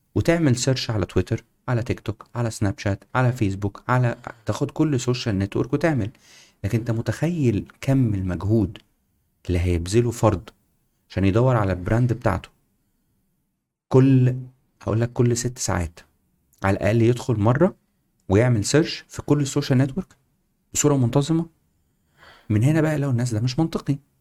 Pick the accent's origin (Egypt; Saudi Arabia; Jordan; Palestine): Egypt; moved away as an adult; also born or lived in United Kingdom / Singapore; احنا كنا مصريين